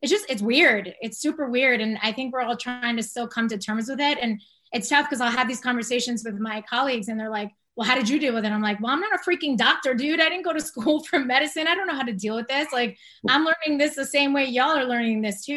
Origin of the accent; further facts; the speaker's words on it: Long Island, New York, United States; also born or lived in Bronx, New York; I was born in the Bronx. I was born in New York. I grew up in Long Island.